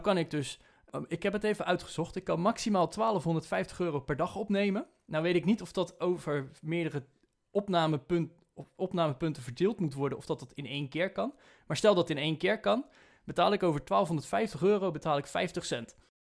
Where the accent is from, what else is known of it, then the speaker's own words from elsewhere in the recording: Netherlands; als Nederlanders zijnde